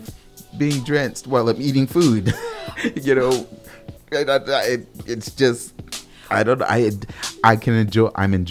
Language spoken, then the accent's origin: English; Minneapolis, Minnesota, United States; I'm from Minneapolis